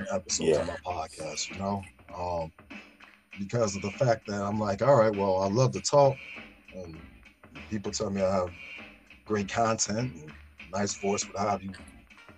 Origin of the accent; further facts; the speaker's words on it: Chicago, Illinois, United States; we all said the same growing up in Chi, where we had tough ass mamas